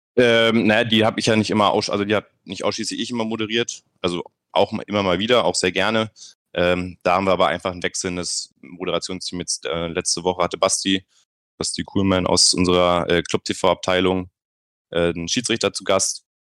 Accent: Bremen, Germany; moved away as an adult; now in Nuremberg, Germany; ich komme gebürtig aus Bremen, also eine ganz, ganz andere Ecke

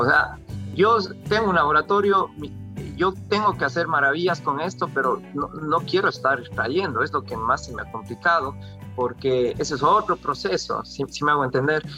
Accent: Cuenca, Azuay, Ecuador; moved away as an adult; also born or lived in South Korea; yo soy cuencano

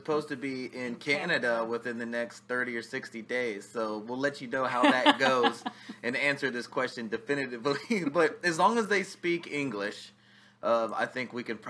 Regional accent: Outer Banks, North Carolina, United States; The Outer Banks.

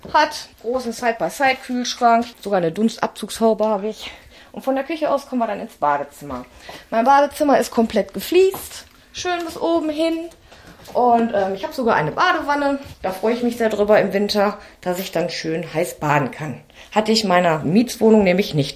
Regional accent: Wesel, North Rhine-Westphalia, Germany; Ich komme eigentlich aus Wesel, habe da in einer Wohnung gewohnt

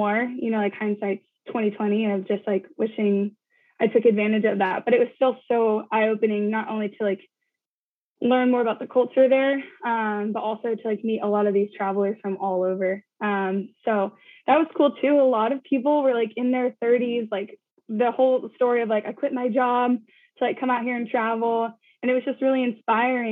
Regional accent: Bay Area, California, United States; I was born and raised in the Bay Area

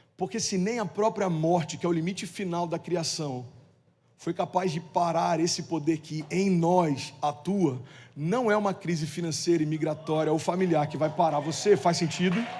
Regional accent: Cabo Frio, Rio de Janeiro, Brazil; moved away; em Cabo Frio, é minha cidade natal, morei lá 17 anos

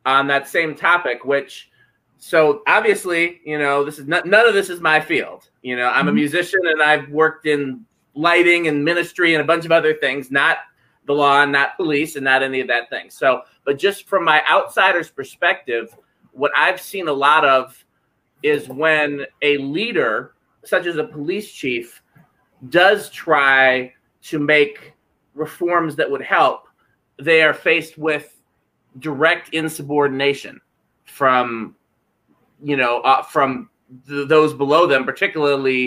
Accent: Madison, Wisconsin, United States; my hometown in Madison, Wisconsin

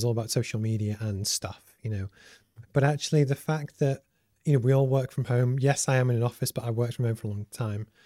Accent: Liverpool, North West England, United Kingdom; I grew up in Liverpool and football is massive

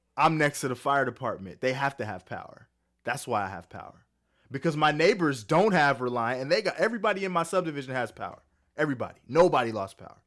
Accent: California, United States; now in Texas, United States; I'm from California. I got out just in time

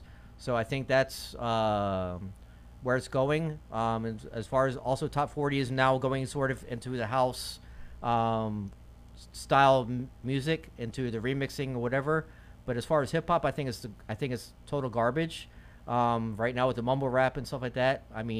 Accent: Florida, United States; also born or lived in Virginia / Washington, D.C. / Maryland / New York; I was born in Virginia, came to Florida when I was 7, went back to Virginia when I graduated high school, came back to Florida after when I was 21. I lived in D.C., lived in Maryland, lived in New York

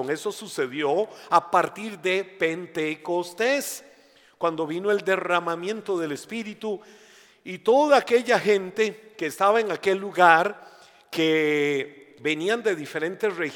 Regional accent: Costa Rica; Ah, yo soy costarricense. Eh, nací en Costa Rica, he vivido en Costa Rica y es mi país. Eh, me identifico 100% por nacionalidad, por nacimiento y todo, como costarricense.

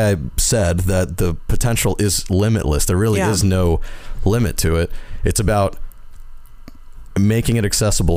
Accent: Deep South, United States; I grew up in the South, like the deep South.

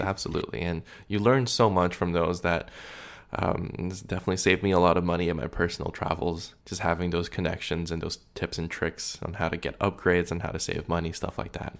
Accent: Canada; being Canadian

